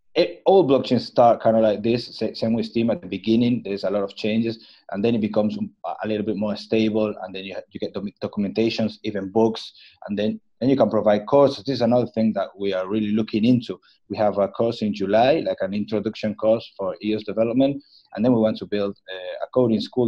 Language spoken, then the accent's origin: English; Patagonia, Argentina; I'm actually from the Patagonia